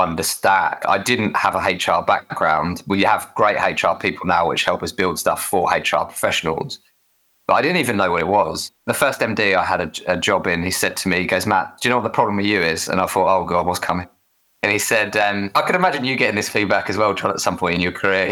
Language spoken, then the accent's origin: English; Essex, East of England, United Kingdom; accent: Essex; I'm from Essex, so we pronounce thriving with an F